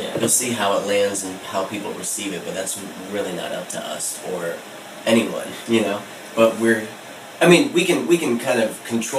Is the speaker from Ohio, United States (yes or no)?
yes; Akron, Ohio, United States; I'm from Akron, Ohio.